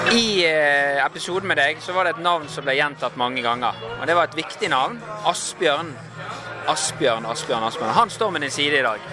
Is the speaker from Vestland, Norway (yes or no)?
yes; Bergen, Vestland, Norway; vi er bergensere